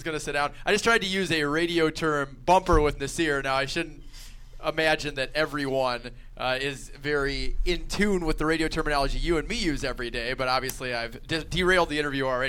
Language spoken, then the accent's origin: English; Minnesota, United States; Minnesota, yeah. So, I mean, I'm not sure the effects of … were being felt all the way in the upper Midwest